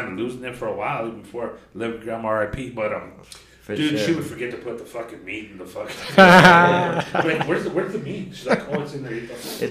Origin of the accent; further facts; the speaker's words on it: Colorado, United States; I'm from Colorado. We do not like New Mexican food for some reason.